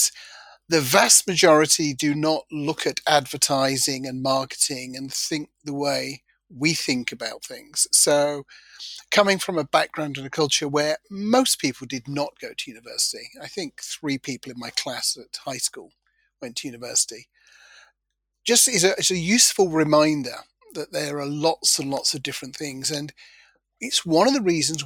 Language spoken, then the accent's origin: English; Nottingham, East Midlands, United Kingdom; I'm from Nottingham in the United Kingdom, and I grew up in a mining village